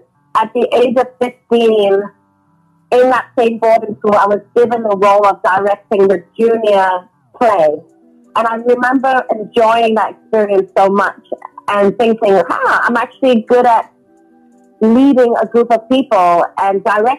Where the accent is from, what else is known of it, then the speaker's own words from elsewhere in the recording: England, United Kingdom; also born or lived in Hong Kong; now in Los Angeles, United States; I was born in Hong Kong and raised in England.